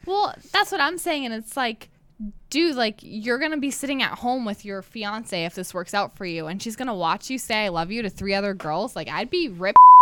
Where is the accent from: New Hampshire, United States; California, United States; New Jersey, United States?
New Hampshire, United States; moved away as an adult; now in North Dakota, United States; I'm from New